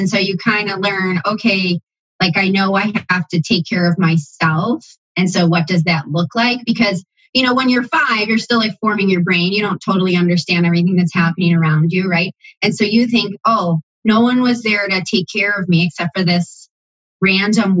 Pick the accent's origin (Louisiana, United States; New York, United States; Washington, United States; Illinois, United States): New York, United States; Buffalo; now in Columbus, United States; being raised in Buffalo, grew up with what I would call a more conservative